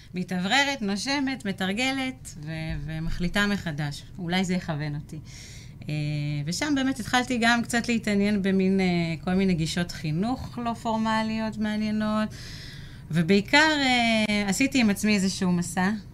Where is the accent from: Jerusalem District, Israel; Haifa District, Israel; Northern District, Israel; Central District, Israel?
Central District, Israel; Rehovot; also born or lived in Tel Aviv; now in Kfar Aviv, Israel; ילידת רחובות